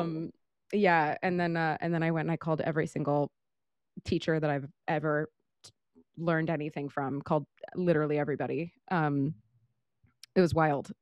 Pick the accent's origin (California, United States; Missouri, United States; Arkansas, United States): California, United States; Modesto; moved away as an adult; also born or lived in Portland; now in New York, United States; I was born in Northern California, lived in Portland for a couple years, and then moved back to Northern California, um, I'm from a small town in the Central Valley of, of the north side of the state called Modesto